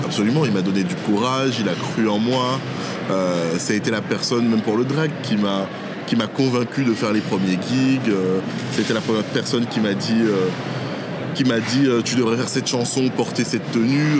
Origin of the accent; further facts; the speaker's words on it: Petit-Bourg, Guadeloupe; now in Lyon, France; j'ai grandi à, à Petit Bourg, du coup, en Guadeloupe